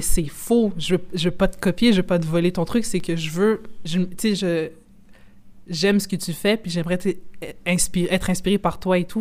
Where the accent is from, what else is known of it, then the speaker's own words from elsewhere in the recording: Quebec, Canada; moi, je suis canadienne, mais québécoise, mais je suis d'origine congolaise